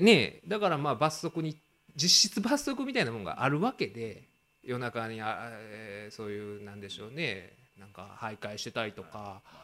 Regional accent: Kansai, Japan

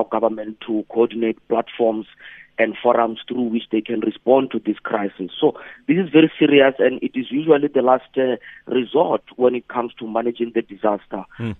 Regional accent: South Africa; So in my life as a South African, I've never seen this.

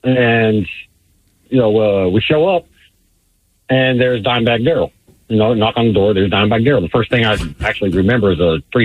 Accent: Fort Worth, Texas, United States; I'm born and raised in Fort Worth, 1980.

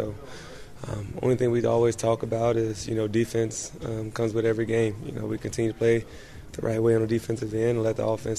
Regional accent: Indianapolis, Indiana, United States; now in Milwaukee, United States; playing for my hometown team

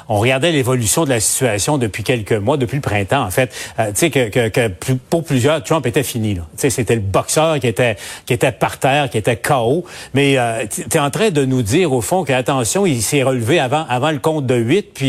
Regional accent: Quebec, Canada; dans, entre autres, dans ma région natale, en, en, Abitibi, mais plus au nord encore.

